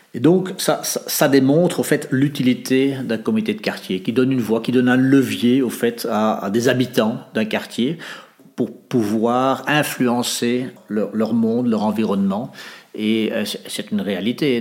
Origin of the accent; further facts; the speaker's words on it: Netherlands; moved away as an adult; also born or lived in Africa / Indonesia / France; now in Molenbeek, Belgium; j'ai grandi en Hollande